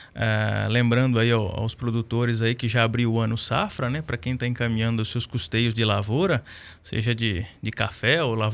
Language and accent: Portuguese; Paraná, Brazil; eu vim do Paraná já no mês de fevereiro